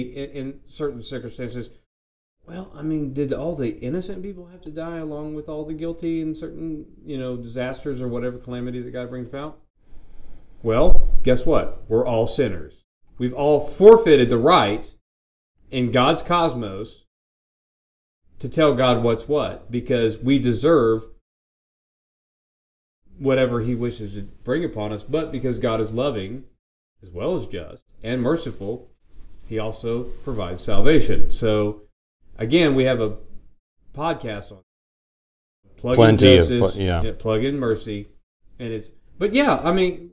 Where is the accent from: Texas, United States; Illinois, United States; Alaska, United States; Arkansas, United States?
Arkansas, United States; now in Indiana, United States; I'm a guy from Arkansas who lives in Indiana